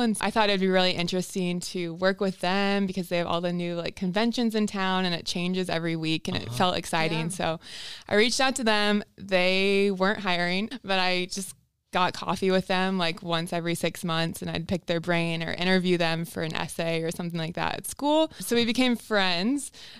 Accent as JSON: {"language": "English", "town": "Indianapolis", "region": "Indiana", "country": "United States", "tie": "born or raised there", "also_born_or_lived": "Spain", "moved": "as an adult", "said": "I'm 28 years old. I was born and raised in Indy."}